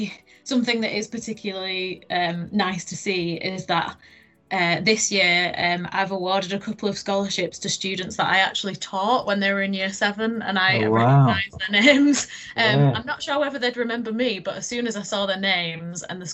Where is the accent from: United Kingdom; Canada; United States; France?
United Kingdom; Leeds, Yorkshire and the Humber; I am originally from Leeds, from East Leeds. You can probably tell by my accent